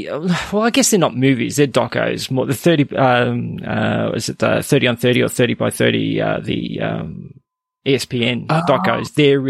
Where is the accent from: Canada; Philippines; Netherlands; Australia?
Canada; As a Canadian, I always ask my Canadian guests this.